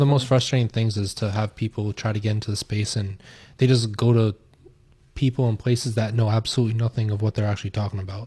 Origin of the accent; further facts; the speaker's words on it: United States; I'm American